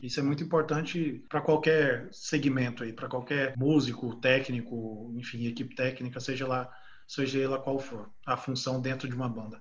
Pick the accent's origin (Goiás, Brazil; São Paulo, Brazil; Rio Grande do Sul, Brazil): Goiás, Brazil; Goiânia; Nós somos de Goiânia, mas tinha uma base em São José do Rio Preto